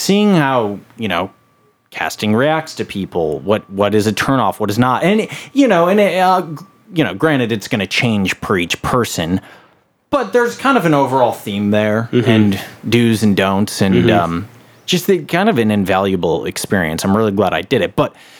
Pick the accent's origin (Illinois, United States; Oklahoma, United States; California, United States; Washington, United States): Illinois, United States; Chicago; I grew up in Chicago, and when I was in Chicago, I was working at a casting office.